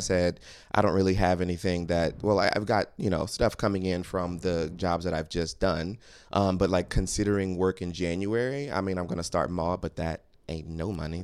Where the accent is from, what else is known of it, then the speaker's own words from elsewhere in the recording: New Orleans, Louisiana, United States; moved away as an adult; now in New York City, United States; I'm from New Orleans